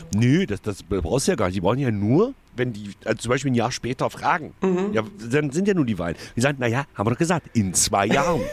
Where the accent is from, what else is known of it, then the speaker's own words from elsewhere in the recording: the East, eastern Germany, Germany; bei uns im Osten